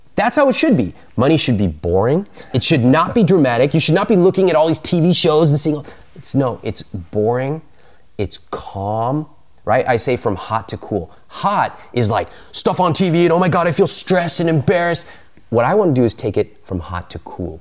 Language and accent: English; United States; I grew up in America, but I have a lot of Indian culture around me